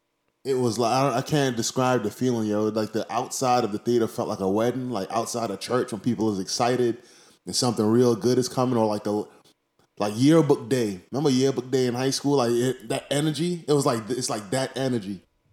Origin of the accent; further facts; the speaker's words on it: New York, United States; I came from Harlem, remember that.